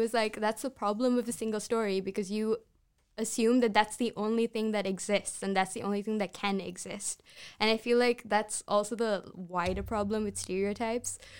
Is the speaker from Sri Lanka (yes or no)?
yes; Sri Lanka; English is a second language; I'm Sri Lankan